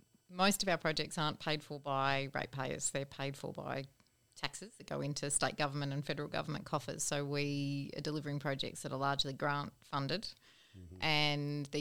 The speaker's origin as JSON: {"language": "English", "town": "Melbourne", "region": "Victoria", "country": "Australia", "tie": "born or raised there", "also_born_or_lived": "Europe / Sydney / Brisbane", "moved": "as an adult", "lives_now": "Berridale, Australia", "said": "I grew up in Melbourne"}